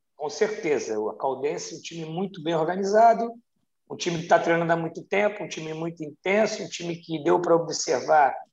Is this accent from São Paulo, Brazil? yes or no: no; Rio de Janeiro, Brazil; da minha cidade, minha cidade natal, onde eu amo, sou apaixonado, que é o Rio de Janeiro